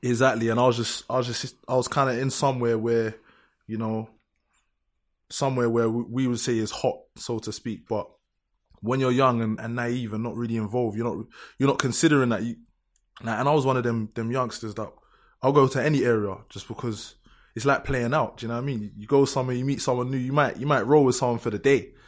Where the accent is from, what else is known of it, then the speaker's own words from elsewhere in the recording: London, United Kingdom; I grew up, I'm from Lewisham, innit? I really grew up in this.